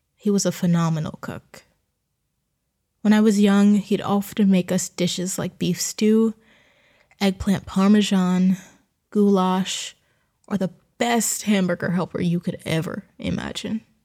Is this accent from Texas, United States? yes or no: no; New Jersey, United States; moved away as an adult; Growing up in Jersey meant that there were farms involved in almost everything we did